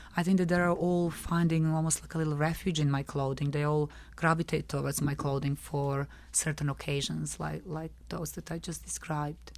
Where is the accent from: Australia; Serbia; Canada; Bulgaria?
Serbia; Belgrade; moved away as an adult; now in London, United Kingdom; I'm originally from Belgrade, from Serbia. Yeah, and that's where I was brought up.